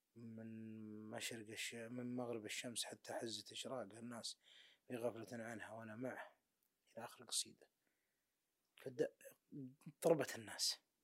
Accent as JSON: {"language": "Arabic", "region": "Najd", "country": "Saudi Arabia", "said": "عندنا في نجد"}